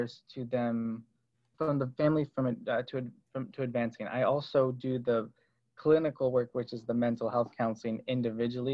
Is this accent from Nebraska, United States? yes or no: no; Berkeley, California, United States; So I grew up in Berkeley, and I came from a musical background.